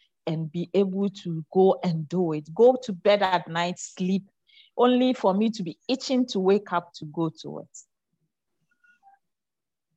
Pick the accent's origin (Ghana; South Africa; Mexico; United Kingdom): Ghana; I come from the Zongo. I'm a Zongo girl.